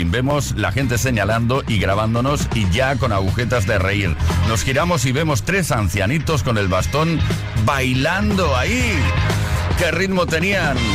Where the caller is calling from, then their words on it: Cartagena, Region of Murcia, Spain; Hola chicos … de Cartagena.